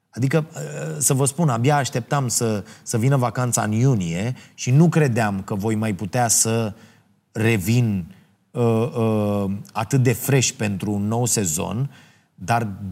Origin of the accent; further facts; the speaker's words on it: Ploiești, Prahova, Romania; în orașul meu natal, uh, uh, Ploiești